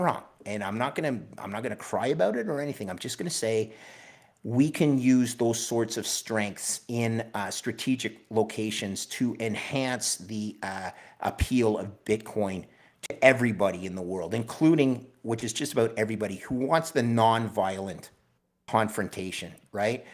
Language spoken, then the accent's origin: English; Canada; as a Canadian